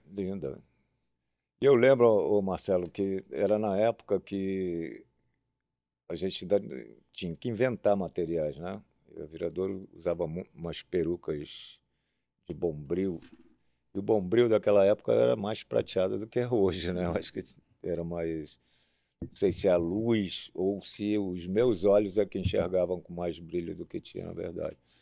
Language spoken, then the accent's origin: Portuguese; Niterói, Rio de Janeiro, Brazil; eu nasci em Niterói